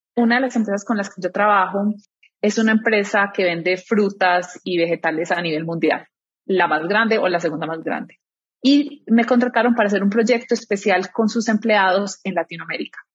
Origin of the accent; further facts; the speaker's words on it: Medellín, Antioquia, Colombia; moved away; soy de Medellín, estoy casada, tengo una hija de tres años